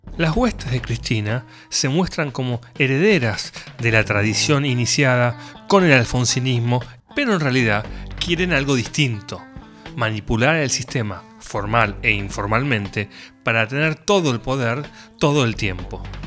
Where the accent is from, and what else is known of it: Argentina